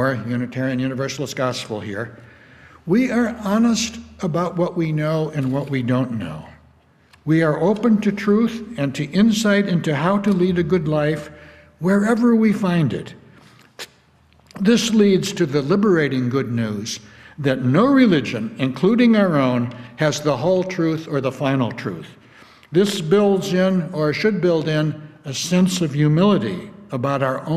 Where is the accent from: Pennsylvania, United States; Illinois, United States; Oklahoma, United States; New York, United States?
Illinois, United States; a little town up the Fox River from where I grew up in Illinois